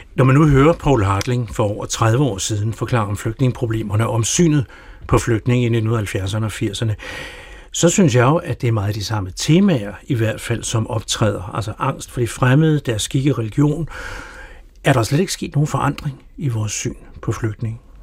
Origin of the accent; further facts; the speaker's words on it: Denmark; som danskere